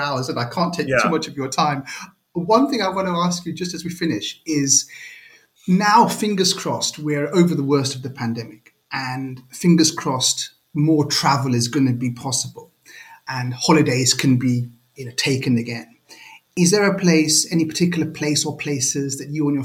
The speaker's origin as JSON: {"language": "English", "region": "London", "country": "United Kingdom", "tie": "born or raised there", "said": "growing up in Northwest London"}